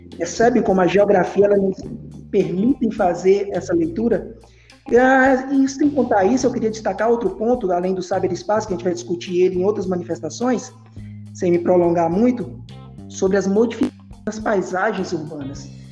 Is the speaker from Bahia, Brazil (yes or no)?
yes; Bahia, Brazil; moved away as an adult; now in Paraíba, Brazil; sou baiano